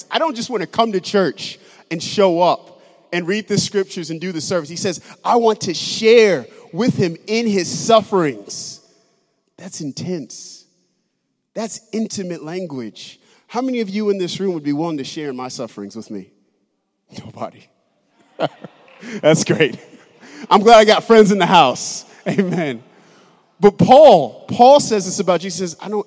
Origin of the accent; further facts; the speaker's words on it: United States; as an American Christian